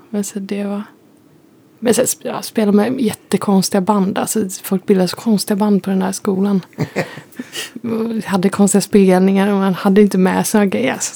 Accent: Gothenburg, Västra Götaland, Sweden; accent: West Coast dialect; Jag är från Göteborg.

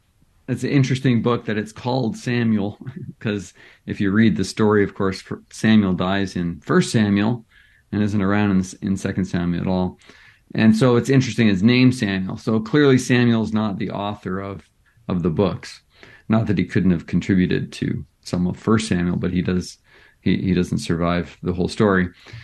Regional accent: British Columbia, Canada; So I grew up as a Baptist pastor's kid. So I grew up in British Columbia, mostly in Western Canada.

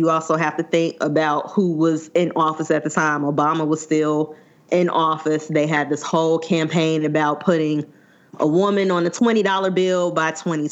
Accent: Alabama, United States; my home state

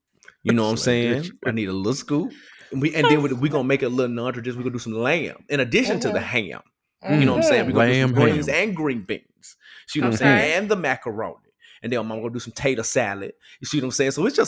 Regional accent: the South, United States; You know, I'm from the South.

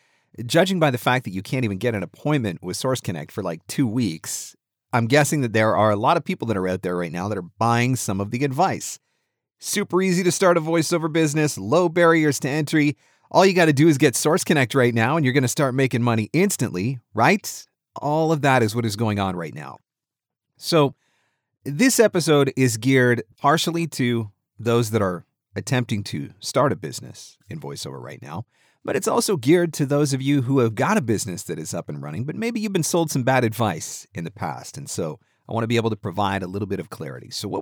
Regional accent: Canada; Now, I don't, because I'm a nice guy. I'm a Canadian. We don't do things like that.

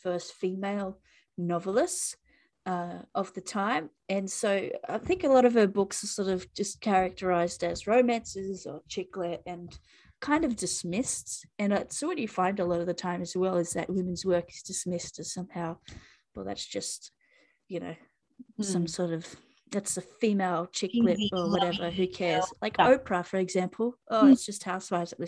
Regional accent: Australia; as an Australian citizen.

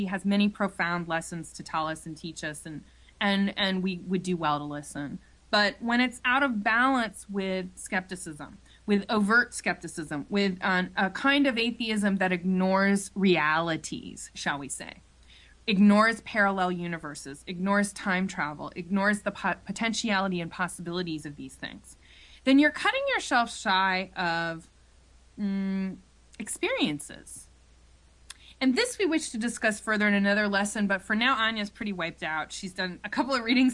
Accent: Ohio, United States; moved away; also born or lived in Ann Arbor, Michigan / New York City; I grew up in Ohio, we don't talk like that.

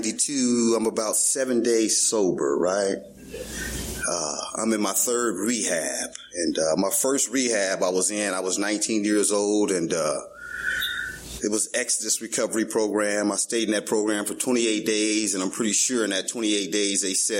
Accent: Los Angeles, California, United States; I'm born and raised in Venice, California

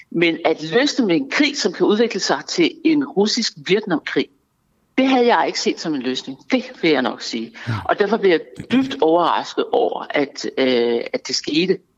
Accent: Denmark; Det er min politiske holdning, og jeg er dansker, og jeg har

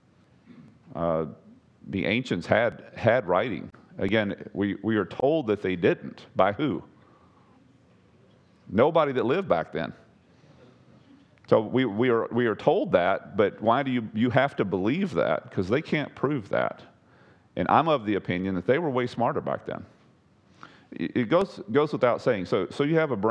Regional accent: Texas, United States; I'm a whitetail hunter. I'm from Texas.

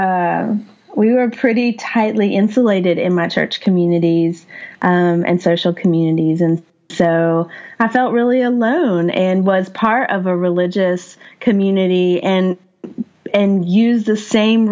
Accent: Asheville, North Carolina, United States; I grew up in the Appalachian Mountains. I was raised in West Asheville.

